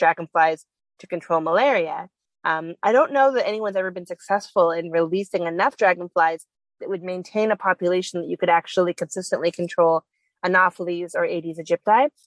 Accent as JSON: {"language": "English", "country": "Canada", "said": "I'm from Canada"}